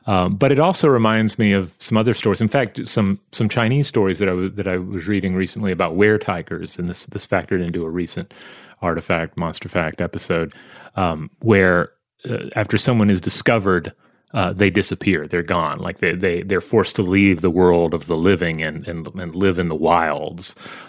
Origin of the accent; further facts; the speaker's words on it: Wales, United Kingdom; Anyway, growing up in South Wales, we have a very rich history of legends.